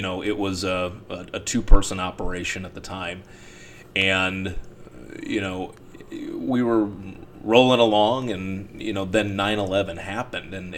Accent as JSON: {"language": "English", "town": "Cleveland", "region": "Ohio", "country": "United States", "tie": "born or raised there", "also_born_or_lived": "Cincinnati, Ohio / Newport, Kentucky", "moved": "as an adult", "said": "my hometown of Cleveland"}